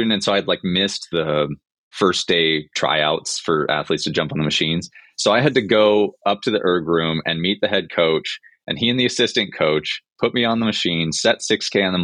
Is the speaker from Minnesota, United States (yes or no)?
yes; Minnesota, United States; moved away as an adult; I'm from Minnesota originally